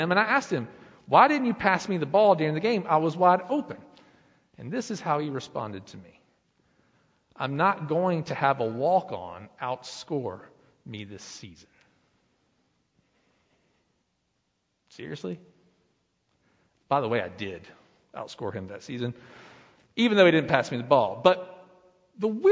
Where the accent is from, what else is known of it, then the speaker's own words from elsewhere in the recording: Lenoir, North Carolina, United States; now in Blowing Rock, United States; But I was born in Lenoir, North Carolina. I lived there. I went to school through the fifth grade, and then my family, my father, remarried, and we moved up here to Blowing Rock